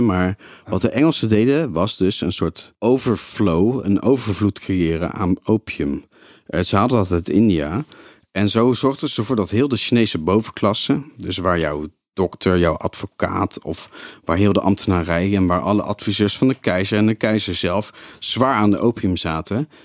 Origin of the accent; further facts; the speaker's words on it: Netherlands; Wij waren als Nederlanders